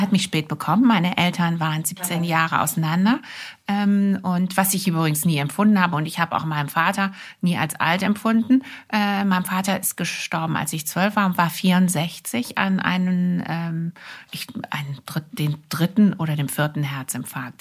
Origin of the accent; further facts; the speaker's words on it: Wuppertal, North Rhine-Westphalia, Germany; also born or lived in France; now in Hamburg, Germany; ich bin im Wuppertal geboren